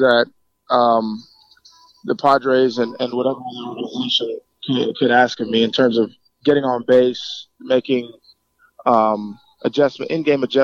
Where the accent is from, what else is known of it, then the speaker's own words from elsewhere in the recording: New York City, New York, United States; growing up in the Bronx, like 10 minutes from Yankee Stadium